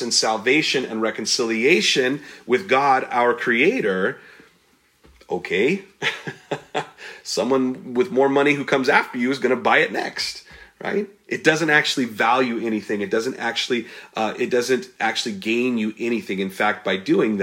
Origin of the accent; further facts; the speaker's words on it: United States; We're American-centric.